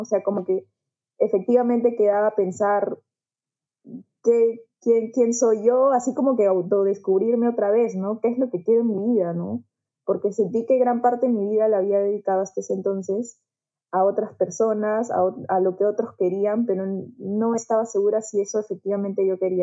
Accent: Juliaca, Puno, Peru; moved away; also born or lived in Lima; yo tampoco soy de Lima, yo soy eh, de Juliaca, de Puno

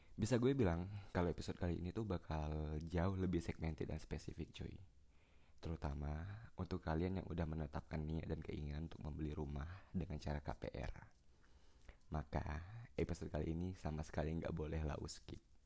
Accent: Palembang, South Sumatra, Indonesia; di Palembang tepat kota gue

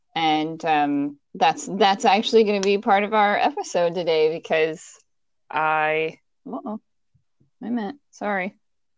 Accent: King George, Virginia, United States; accent: Virginia; also born or lived in Tucson, Arizona / Illinois; I was born in Tucson, Arizona, but I moved to Virginia when I was 3 years old, and I have lived in Virginia all my life except for a small stint in Illinois

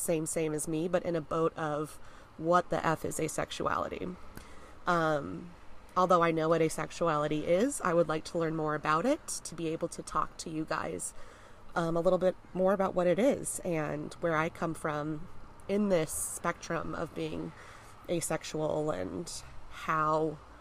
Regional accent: United States; I'm American

